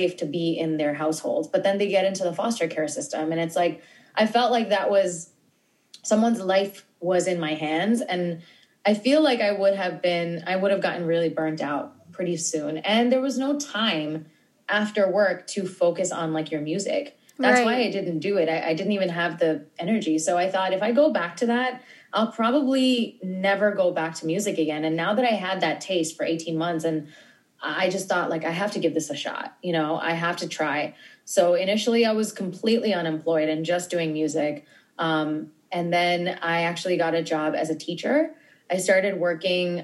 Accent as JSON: {"language": "English", "region": "New York", "country": "United States", "tie": "born or raised there", "said": "I'm born and raised in New York."}